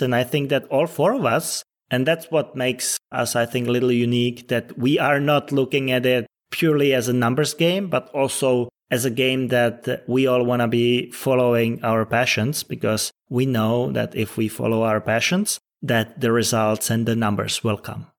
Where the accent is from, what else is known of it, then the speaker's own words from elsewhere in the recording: Czechia; now in Los Angeles, United States; I'm originally from the Czech Republic, but yeah, I spend a lot of time in L A and it's become my second home pretty much